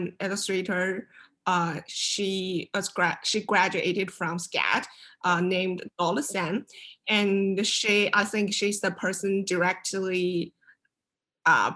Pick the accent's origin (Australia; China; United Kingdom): China; moved away as an adult; now in Savannah, United States; I come from China. Now I'm studying illustration in Savannah College of Art and Design